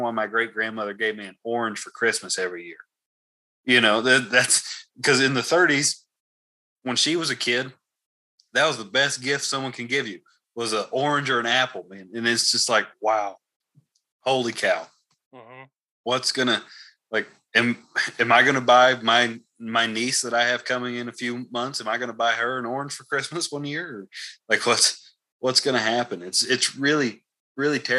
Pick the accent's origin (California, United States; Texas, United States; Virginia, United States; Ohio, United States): Texas, United States; now in Idaho, United States; growing up in Texas